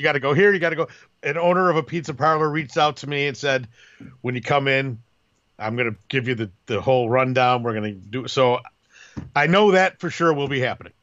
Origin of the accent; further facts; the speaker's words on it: Chicago, Illinois, United States; moved away as an adult; now in Carmel, United States; I'm from Chicago.